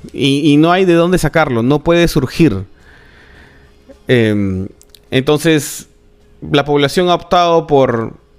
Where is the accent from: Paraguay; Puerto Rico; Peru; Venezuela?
Peru; Somos peruanos